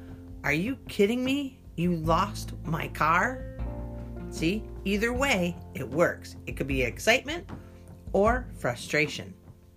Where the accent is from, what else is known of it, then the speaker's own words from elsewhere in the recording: United States; I'm an American